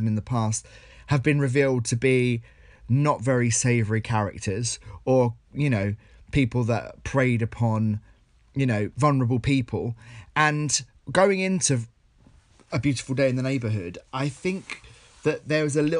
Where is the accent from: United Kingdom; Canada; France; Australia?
United Kingdom; Essex, East of England; I'm a guy from Essex